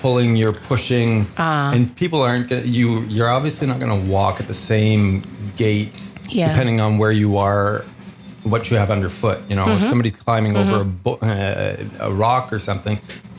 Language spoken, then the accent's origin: English; Cornwall, Ontario, Canada; moved away; I'm originally from Cornwall, Ontario, and we have a couple of local smaller parks, Frontenac and Murphy's